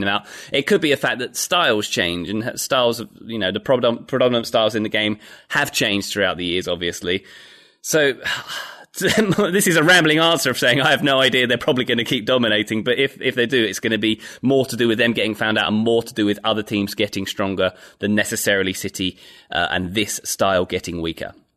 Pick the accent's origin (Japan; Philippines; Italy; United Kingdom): United Kingdom; now in United States; I'm British